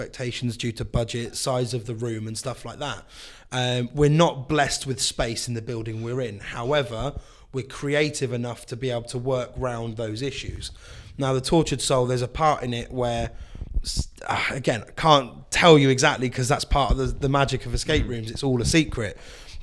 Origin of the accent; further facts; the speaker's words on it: London, United Kingdom; now in Swindon, United Kingdom; I grew up in London